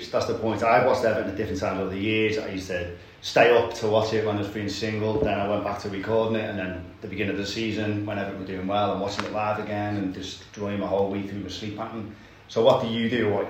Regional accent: Liverpool, North West England, United Kingdom; moved away as an adult; now in Sydney, Australia; I was so overwhelmed growing up in Liverpool by Liverpool and Everton that as soon as I moved over here

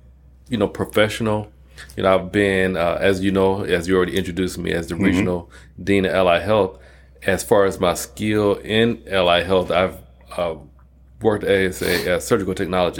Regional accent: Detroit, Michigan, United States; moved away as an adult; also born or lived in Atlanta; now in Phoenix, United States; I was born and raised in Detroit, Michigan. And I left there when I was 20 and moved to Atlanta, Georgia. And I stayed there for a couple of decades.

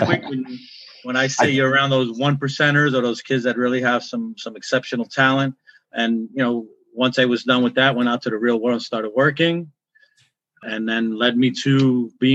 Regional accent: New York City, New York, United States; I grew up in Brooklyn, New York

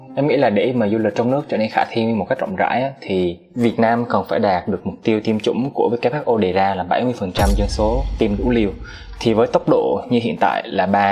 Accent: Da Nang, Vietnam; now in Ho Chi Minh City, Vietnam; em là dân Đà Nẵng, em nhớ biển

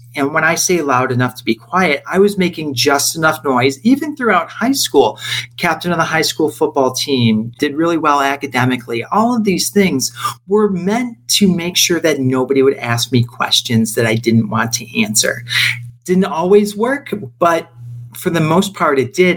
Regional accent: Rochester, New York, United States; moved away as an adult; now in Los Angeles, United States; I am from Rochester, New York, which is a small city about an hour east of Buffalo, and made my way out to California, living here now in the Los Angeles area

